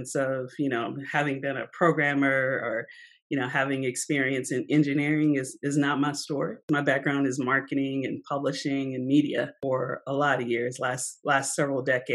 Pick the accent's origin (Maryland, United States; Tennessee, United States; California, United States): Tennessee, United States; Nashville; moved away as an adult; I am a native Nashvillean, more of a boomerang, but I grew up